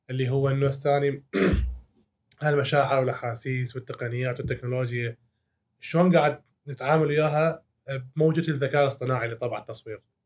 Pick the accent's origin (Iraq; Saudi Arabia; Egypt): Iraq; also born or lived in Syria; إحنا يعني كعراقيين